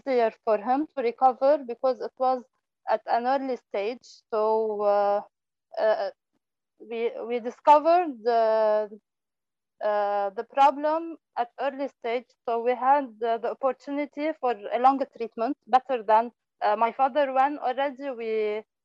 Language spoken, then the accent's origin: English; Lebanon; from Lebanon